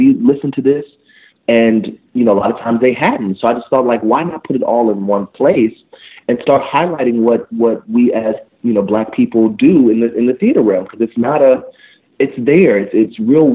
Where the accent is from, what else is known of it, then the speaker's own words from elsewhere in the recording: Indiana, United States; I'm from Indiana, and I was the only black male musical theater major in my class